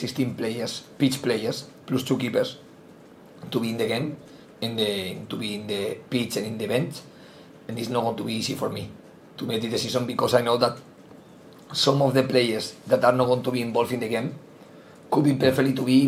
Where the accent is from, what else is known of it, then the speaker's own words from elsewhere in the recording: Spain; English is a second language; moved away as an adult; now in England, United Kingdom; I am from Spain